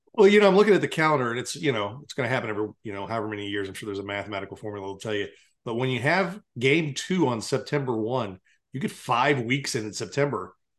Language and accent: English; Blue Springs, Missouri, United States; also born or lived in Hawaii / Virginia; We moved back to Blue Springs in, in the wintertime